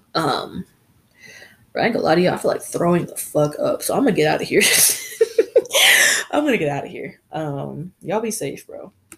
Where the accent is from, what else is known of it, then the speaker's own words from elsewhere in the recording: United States; we are from America